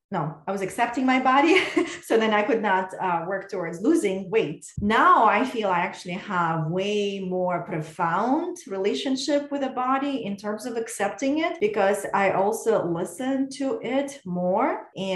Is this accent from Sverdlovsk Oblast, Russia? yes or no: no; Moscow, Russia; moved away as an adult; now in United States; when I was growing up in Russia